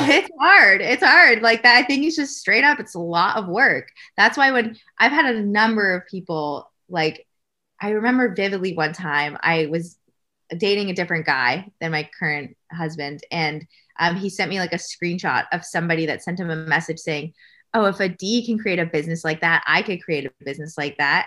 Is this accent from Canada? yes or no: yes; Canada; I'm Canadian